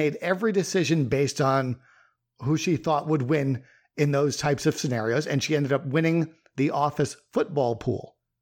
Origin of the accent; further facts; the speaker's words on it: Long Island, New York, United States; I grew up on Long Island